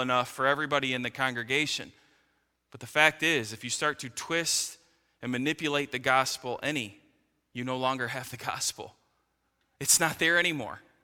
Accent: United States

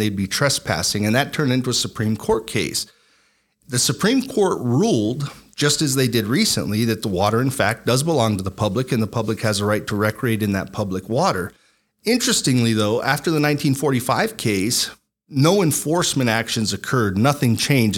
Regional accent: La Puebla, New Mexico, United States; I am born and raised in New Mexico, a lifelong New Mexican.

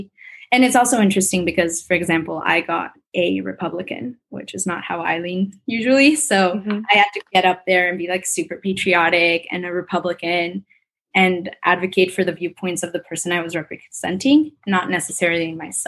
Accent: New York City, New York, United States; Since I grew up in New York City, it was kind of nice because our Model UN was at the United Nations headquarters in New York.

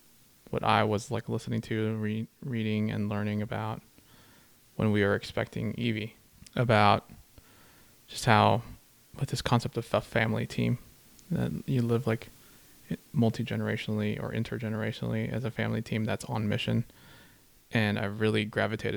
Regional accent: Austria; now in United States; being raised in a Filipino family, but in Austria

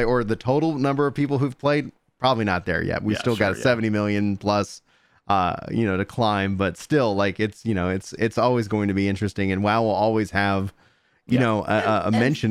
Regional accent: Nacogdoches, Texas, United States; Like I grew up in East Texas, born in Nacogdoches for anybody listening.

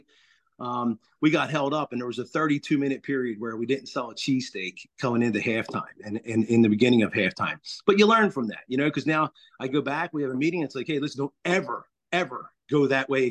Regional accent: Philadelphia, Pennsylvania, United States; now in Philipsburg, United States; back in Philadelphia, I grew up in Overbrook section

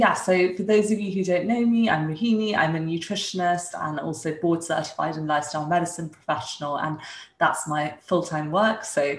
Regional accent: Dumfries, Scotland, United Kingdom; also born or lived in India; I was born in India and my parents were both surgeons. At that time, they were still in training, and they moved to the UK when I was a few years old, where my sister was born. We moved to Dumfries

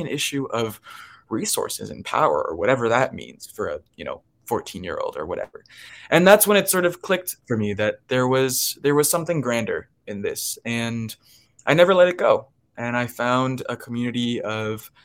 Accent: Miami, Florida, United States; I grew up in Miami

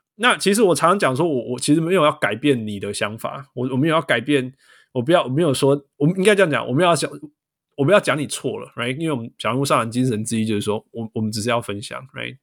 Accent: Taiwan; moved away; also born or lived in Canada; 我就是台湾跟加拿大长大

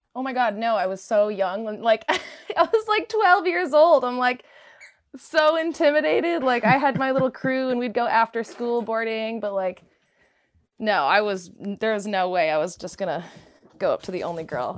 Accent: Park City, Utah, United States; also born or lived in Oregon; I'm from Park City, Utah originally. Uh, spent my whole life in Utah.

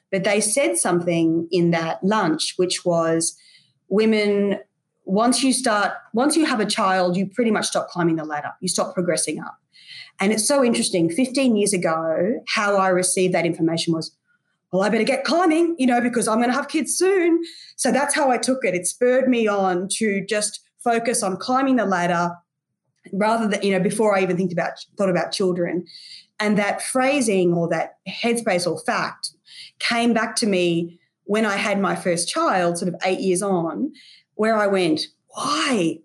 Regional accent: Brisbane, Queensland, Australia; Brisbane, which is my hometown.

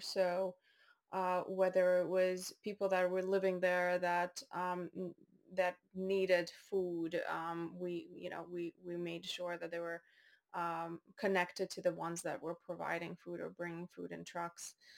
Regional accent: Baku, Azerbaijan; moved away; also born or lived in North Dakota, United States / Maine, United States; I was born in Baku, Azerbaijan

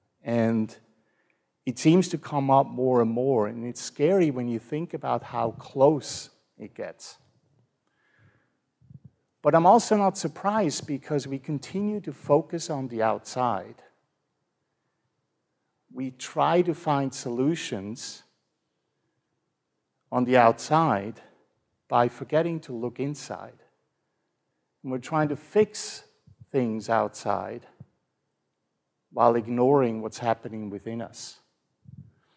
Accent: Switzerland; now in Fort Worth, United States; I grew up in Switzerland

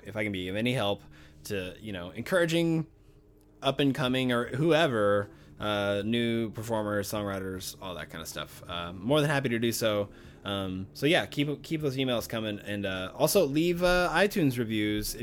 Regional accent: the South, United States; I was raised in the South

